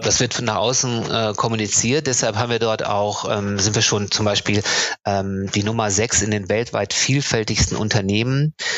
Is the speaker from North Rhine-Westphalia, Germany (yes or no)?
yes; North Rhine-Westphalia, Germany; Geboren und aufgewachsen bin ich in Ostwestfalen.